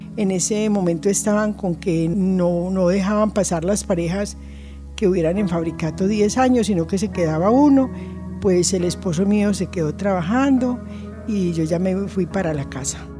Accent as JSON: {"language": "Spanish", "town": "Bello", "region": "Antioquia", "country": "Colombia", "tie": "born or raised there", "moved": "as an adult", "lives_now": "Envigado, Colombia", "said": "Nací en Bello. Toda la vida vivimos entre Santa Catalina y eh, por toda la 47 y el terminal de la 47."}